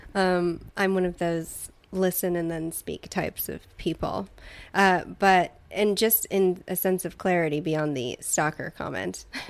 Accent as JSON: {"language": "English", "region": "Southern California", "country": "United States", "said": "I've lived in Southern California for the majority of my life"}